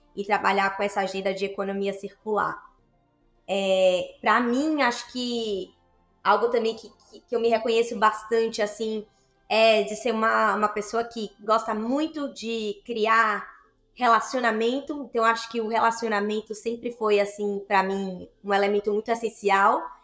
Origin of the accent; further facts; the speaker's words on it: Salvador, Bahia, Brazil; hoje eu me reconheço como uma mulher da Bahia, eu sou de Salvador